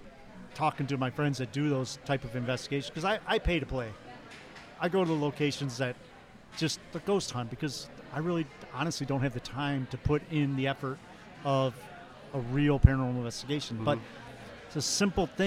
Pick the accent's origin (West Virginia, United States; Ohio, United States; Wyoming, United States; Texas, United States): Ohio, United States; Toledo; I'm from Toledo, Ohio.